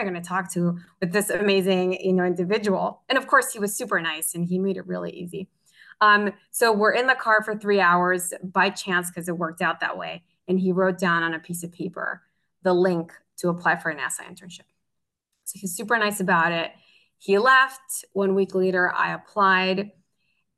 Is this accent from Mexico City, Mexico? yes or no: no; Tecamachalco, Puebla, Mexico; moved away as an adult; since I was in Tecamachalco, where I grew up in Puebla